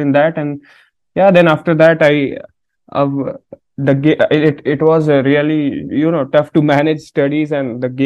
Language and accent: English; Ranchi, Jharkhand, India; I'm from Ranchi